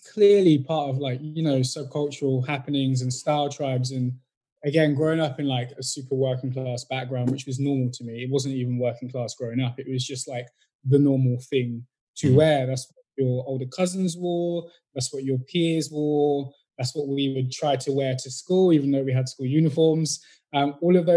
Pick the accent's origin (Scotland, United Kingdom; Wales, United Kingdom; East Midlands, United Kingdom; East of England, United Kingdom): East Midlands, United Kingdom; Northampton; also born or lived in Brixton, London; I was born in Brixton, moved out quite a young age, and I grew up in Northampton, which is like the heart of the Midlands.